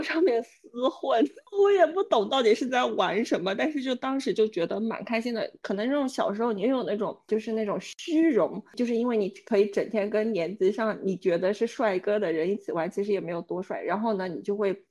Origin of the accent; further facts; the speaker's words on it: Kunming, Yunnan, China; now in Dubai, United Arab Emirates; 我们来自昆明